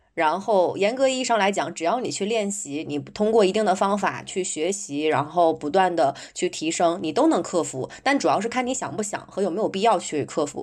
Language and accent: Chinese; Northeast China, China; moved away as an adult; also born or lived in London; 因为我是东北人，我在家的时候，如果说路上碰到一个人啊，什么遇到问题，我就会主动去围过去帮他